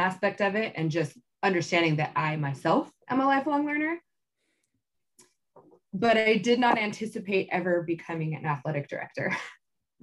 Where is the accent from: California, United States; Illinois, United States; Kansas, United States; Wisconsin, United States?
California, United States; Tracy; I grew up in Tracy, and I went to high school out here